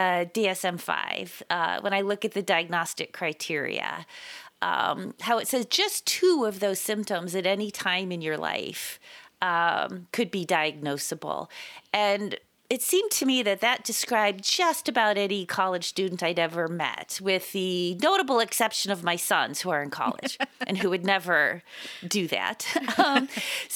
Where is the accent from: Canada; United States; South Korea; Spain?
Spain; moved away; also born or lived in Italy; I grew up in Spain and I've spent a lot of time in Italy